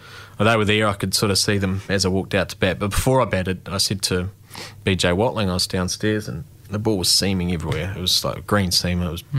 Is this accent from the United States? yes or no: no; Dunedin, Otago, New Zealand; I mean, geez, I'm from South Dunedin, you know.